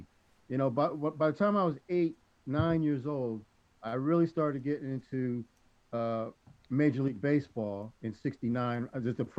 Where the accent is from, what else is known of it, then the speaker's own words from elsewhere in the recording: Seattle, Washington, United States; Growing up in Seattle on Beacon Hill